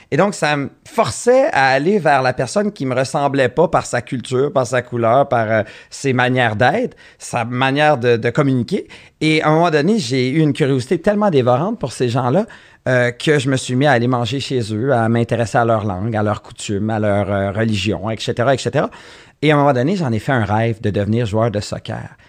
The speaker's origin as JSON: {"language": "French", "town": "Montreal", "region": "Quebec", "country": "Canada", "tie": "born or raised there", "said": "Moi, j'ai grandi à Montréal"}